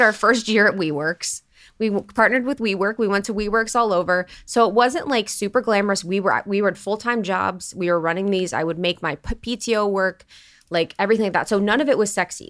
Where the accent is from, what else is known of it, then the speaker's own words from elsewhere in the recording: Ohio, United States; growing up in Ohio